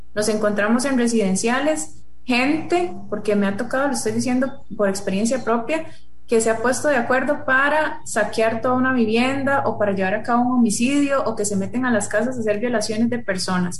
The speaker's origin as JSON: {"language": "Spanish", "country": "Costa Rica", "said": "nosotros como sociedad costarricense"}